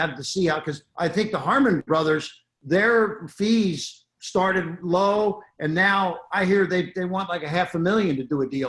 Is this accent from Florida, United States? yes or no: yes; Florida, United States; Come to my home state of Florida.